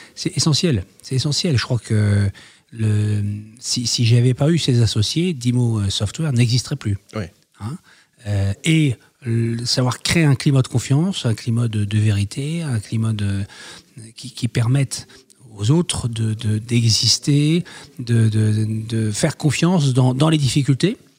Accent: Roubaix, Hauts-de-France, France; also born or lived in Canada; Je suis né à Roubaix

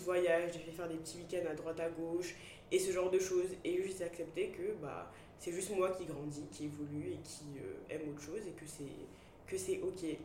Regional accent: Côte d’Ivoire; first language French; moved away; also born or lived in Bordeaux, France / England; j'ai grandi en Côte d'Ivoire

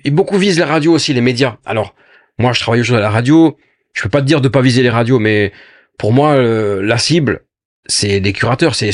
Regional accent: Grand Est, France; tu vois, moi je suis d'Alsace, c'est arrivé avec Strasbourg

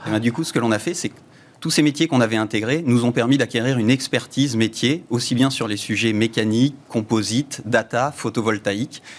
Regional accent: Le Mans, Pays de la Loire, France; moved away as an adult; also born or lived in Réunion; j'ai grandi en Sarthe.

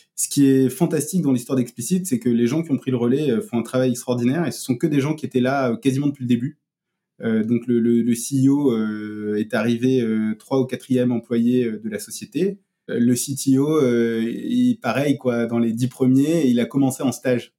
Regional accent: Marseille, Provence-Alpes-Côte d'Azur, France; moved away as an adult; also born or lived in Paris; j'ai passé, euh, j'ai passé mes, 19 premières années à Marseille

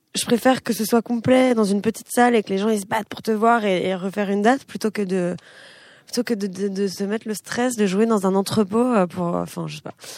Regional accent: France; also born or lived in Israel; mon pays c'est la France

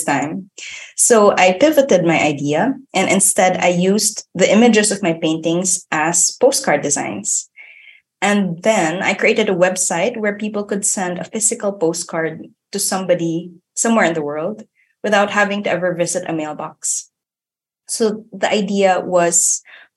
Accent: Philippines; moved away as an adult; now in Germany; away from my family and my home country, which is the Philippines

